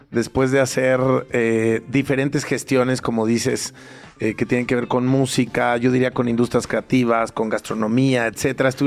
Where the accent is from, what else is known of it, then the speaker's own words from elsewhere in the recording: Mexico; no quiero decir solamente como mexicanos, sino como habitantes de esta región